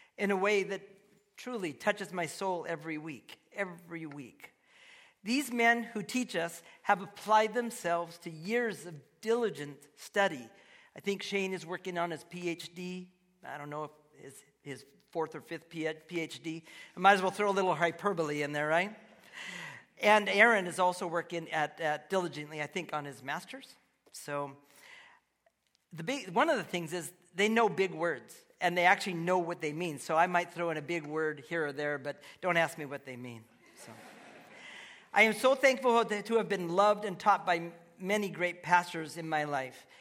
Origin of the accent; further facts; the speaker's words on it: Seattle, Washington, United States; we were raised in Ballard